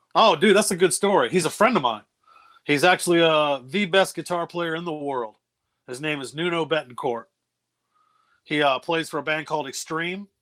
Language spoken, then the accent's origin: English; New Bern, North Carolina, United States; moved away as an adult; also born or lived in Los Angeles / Baltimore; I lived in New Bern for most of my life